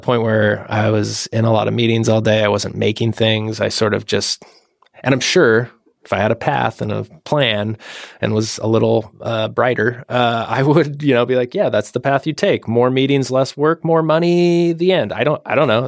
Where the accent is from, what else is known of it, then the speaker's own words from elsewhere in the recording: Washington, United States; moved away; I'm from Washington State originally